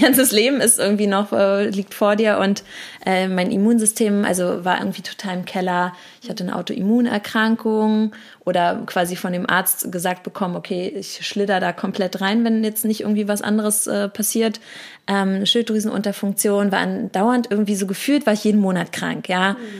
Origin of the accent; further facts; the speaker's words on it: Berlin, Germany; bin tatsächlich gebürtige Berlinerin